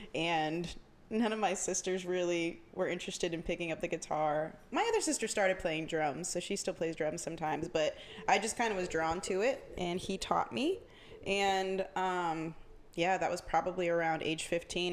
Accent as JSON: {"language": "English", "town": "Jacksonville", "region": "Florida", "country": "United States", "tie": "born or raised there", "said": "I'm from Jacksonville, uh, born and raised"}